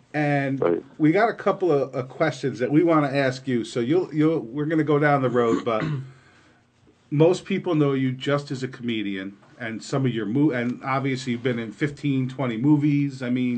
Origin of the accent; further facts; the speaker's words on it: New York, United States; And that's where I grew up. I grew up there right